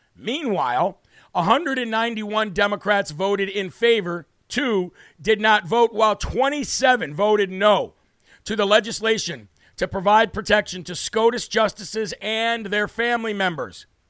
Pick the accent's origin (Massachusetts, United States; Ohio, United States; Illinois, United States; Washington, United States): Illinois, United States; moved away; my home state, which I was born and grew up in, the state of Illinois